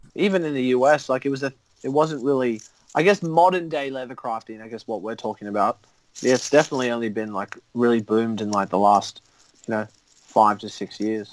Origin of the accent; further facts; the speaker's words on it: Sydney, New South Wales, Australia; accent: Australian; also born or lived in Canada / United States; came here in like 97